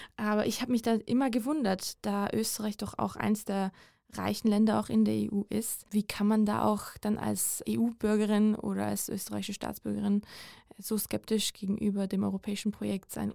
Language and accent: German; Georgia; moved away; seit meiner Kindheit in meinem Heimatland Georgien